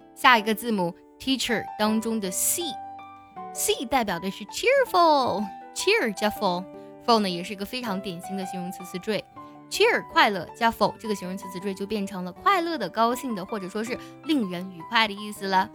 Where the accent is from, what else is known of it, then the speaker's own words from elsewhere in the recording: China; 我非常感激我生在这个国度